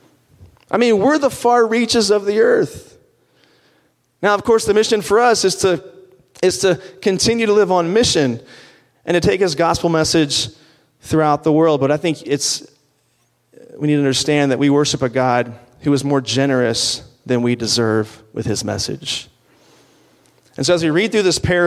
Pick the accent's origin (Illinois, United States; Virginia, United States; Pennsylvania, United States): Virginia, United States; where I grew up in Virginia, my grandfather had a farm.